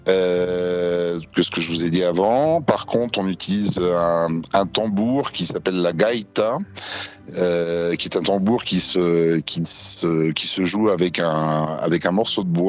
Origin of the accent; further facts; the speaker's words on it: France; now in São Paulo, Brazil; nous, en tant que Français, on arrive à trouver du foie gras.